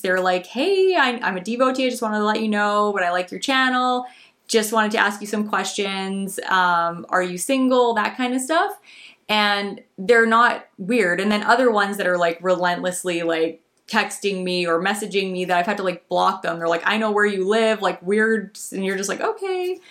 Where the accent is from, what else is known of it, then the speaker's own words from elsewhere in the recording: Canada; as a Canadian, um, YouTuber